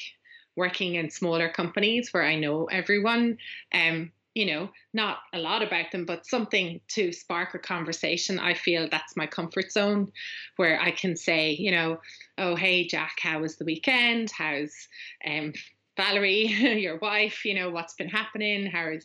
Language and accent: English; Ireland; accent: Irish; now in West of Ireland, Ireland; I'm Irish